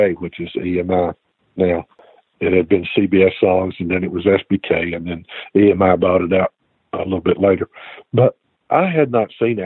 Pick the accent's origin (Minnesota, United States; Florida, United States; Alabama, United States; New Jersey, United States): Alabama, United States; moved away as an adult; now in Nashville, United States; I'm from Alabama